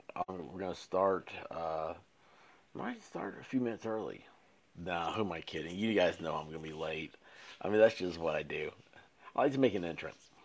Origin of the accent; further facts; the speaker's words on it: Tennessee, United States; I'm from Tennessee.